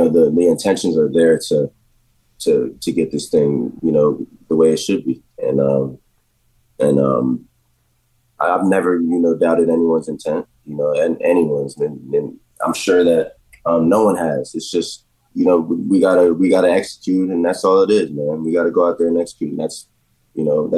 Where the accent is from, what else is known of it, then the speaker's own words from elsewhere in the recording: Jacksonville, United States; moved away; growing up in Jacksonville